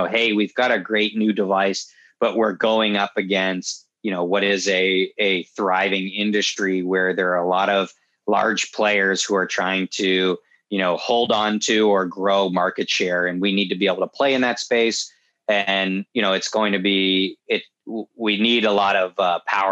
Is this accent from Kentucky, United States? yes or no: no; Southern New Hampshire, United States; moved away as an adult; also born or lived in upstate New York; I grew up in Southern New Hampshire, right next to a grass strip airfield